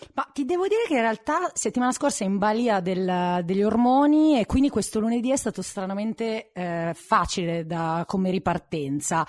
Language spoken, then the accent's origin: Italian; Milan, Lombardy, Italy; sono di Milano